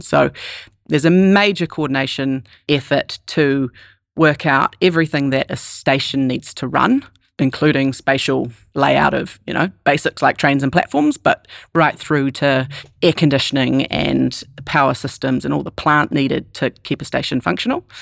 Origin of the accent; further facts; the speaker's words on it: New Zealand; moved away as an adult; also born or lived in New York City, United States; as a Kiwi